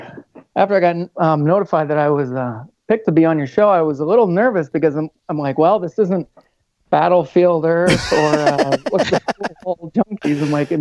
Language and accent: English; Vermont, United States; now in North Dakota, United States; I grew up in Vermont, and that was a little too exciting for me. So I headed west, but stayed in the same kind of climate.